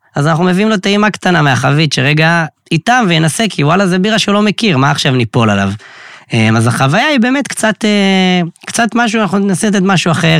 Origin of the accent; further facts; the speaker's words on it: Kiryat Tivon, Northern District, Israel; moved away as an adult; now in Tel Aviv, Israel; מקריית טבעון במקור, גר כבר אה, שש שנים בתל אביב